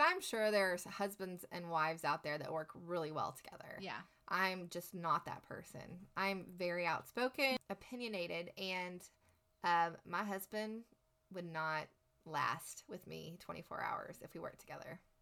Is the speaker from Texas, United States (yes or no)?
yes; Lubbock, Texas, United States; moved away as an adult; growing up here, growing up in Texas, we, are always taught to give back